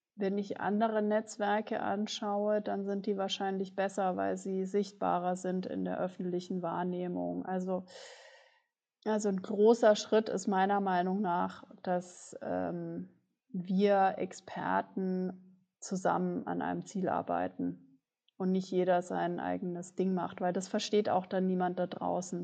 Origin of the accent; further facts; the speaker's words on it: Germany; also born or lived in New York